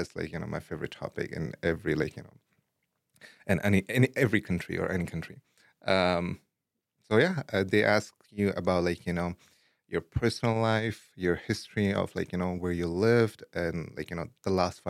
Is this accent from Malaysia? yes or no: no; Afghanistan; English is a second language; also born or lived in Pakistan / India / Dubai; now in Idaho, United States; I was born in Afghanistan, but my upbringing was like across multiple places in like Afghanistan and different provinces and cities. Same goes in Pakistan, a little bit of time in India and Dubai. And then finally, I moved or I immigrated to Idaho like 6-7 years ago.